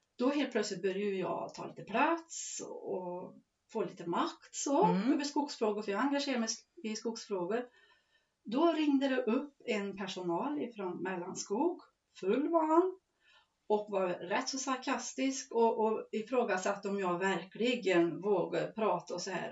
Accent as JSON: {"language": "Swedish", "area": "Skived, near Forshaga", "region": "Värmland", "country": "Sweden", "tie": "born or raised there", "said": "ett lantbruk som har sitt centra här i Skived och heter Sörgården. Mm. Och där är jag uppväxt"}